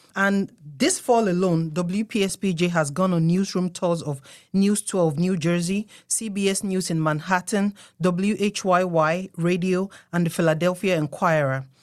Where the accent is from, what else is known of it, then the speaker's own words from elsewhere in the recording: Nigeria; now in United States; I'm from Nigeria.